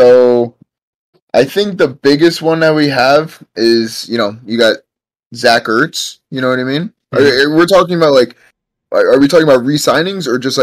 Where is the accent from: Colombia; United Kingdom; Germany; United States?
United States; New York; accent: New York; I'm from New York, as you can see from the accent.